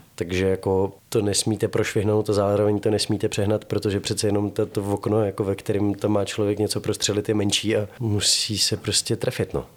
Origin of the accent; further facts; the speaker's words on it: Prague, Czechia; Já jsem Pražák z Václaváku